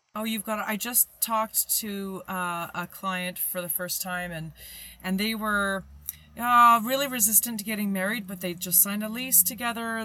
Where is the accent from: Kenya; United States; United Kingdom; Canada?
Canada; as a Canadian